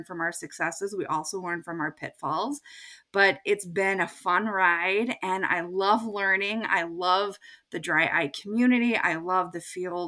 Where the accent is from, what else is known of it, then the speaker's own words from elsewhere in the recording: Texas, United States; moved away as an adult; also born or lived in Indiana / Chicago; now in Maine, United States; I grew up in Texas